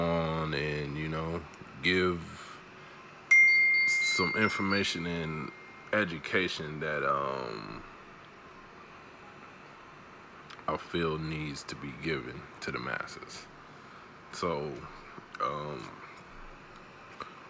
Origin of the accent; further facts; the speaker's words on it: Chicago, Illinois, United States; also born or lived in Kalamazoo, Michigan / Mississippi; I was born in Chicago and raised between both Kalamazoo and Chicago all of my life. You know, and you sprinkle in a little bit of Mississippi in there